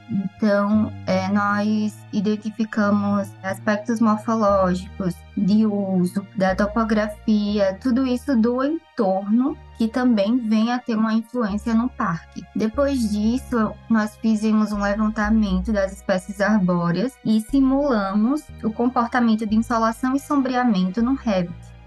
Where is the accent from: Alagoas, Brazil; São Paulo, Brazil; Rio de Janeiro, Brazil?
Alagoas, Brazil; Maceió; moved away as an adult; also born or lived in São Carlos; Maceió, que é a minha cidade natal